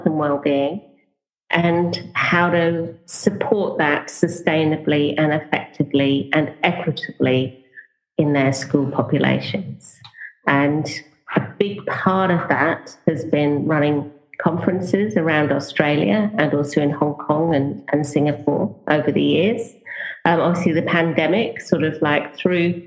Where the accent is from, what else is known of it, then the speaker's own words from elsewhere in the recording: Norfolk, East of England, United Kingdom; moved away as an adult; I grew up in England. I lived the first, just over the first 30 years of my life in England. Grew up in the countryside and in Norfolk